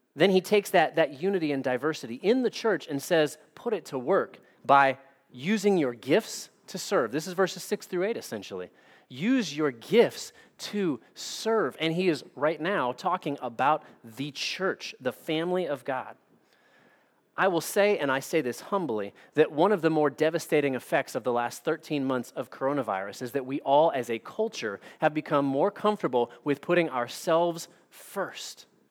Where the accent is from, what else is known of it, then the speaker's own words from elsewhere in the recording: United States; as American Christians